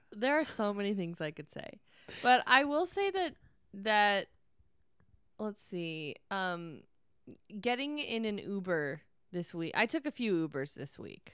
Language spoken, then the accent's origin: English; Northern California, United States; growing up in Northern California